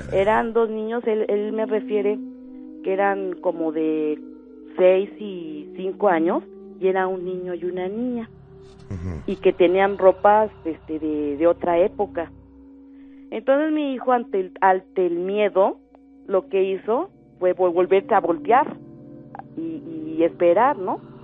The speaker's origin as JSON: {"language": "Spanish", "area": "Xochimilco", "region": "Mexico City", "country": "Mexico", "tie": "born or raised there", "moved": "as an adult", "lives_now": "State of Mexico, Mexico", "said": "Yo vivo ahorita aquí en el Estado de México pero en mi juventud, mi adolescencia, este, viví en Xochimilco"}